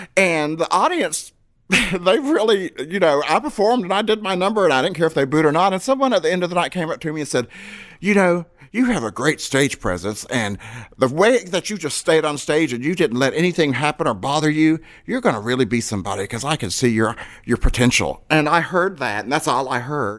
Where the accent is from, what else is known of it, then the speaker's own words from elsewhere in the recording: Fayetteville, North Carolina, United States; moved away as an adult; also born or lived in Louisville, Kentucky; Miss Fayetteville, my hometown